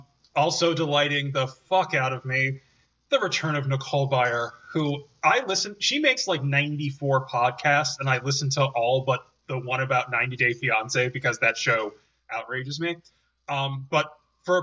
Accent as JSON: {"language": "English", "town": "Chicago", "region": "Illinois", "country": "United States", "accent": "Chicago", "said": "Can you hear my Chicago accent?"}